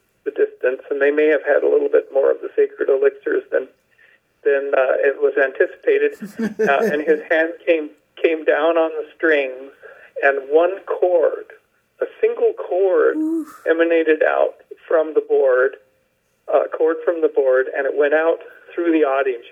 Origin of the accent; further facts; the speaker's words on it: Western Canada, British Columbia, Canada; growing up in Western Canada, in British Columbia